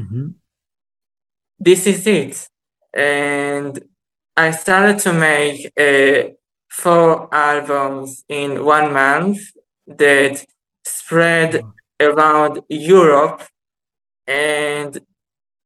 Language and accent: English; Israel; I'm from Israel.